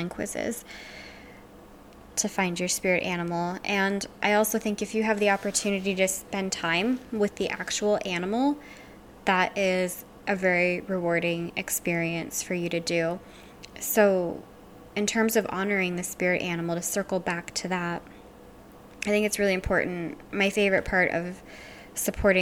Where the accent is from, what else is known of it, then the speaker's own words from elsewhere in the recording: Louisiana, United States; I'm from Louisiana